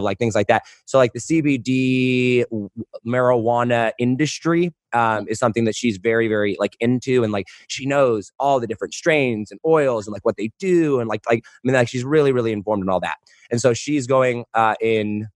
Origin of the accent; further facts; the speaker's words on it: United States; I'm an American